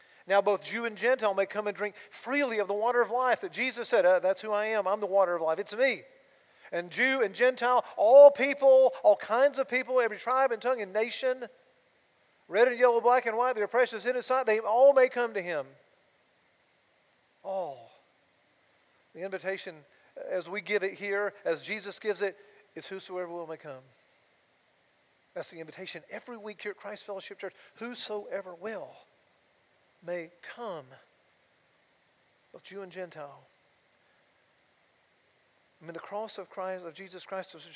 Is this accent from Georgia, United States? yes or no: yes; Georgia, United States; my hometown in Georgia